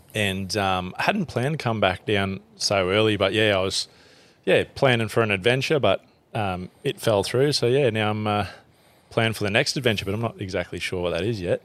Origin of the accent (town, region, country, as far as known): central Queensland, Australia; born or raised there; also born or lived in Springsure / Emerald / Blackwater